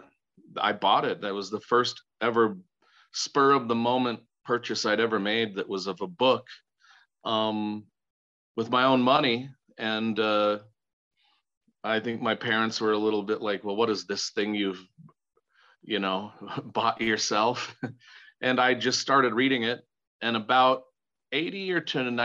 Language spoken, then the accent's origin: English; Sevier County, Utah, United States; I grew up in Sevier County, Utah.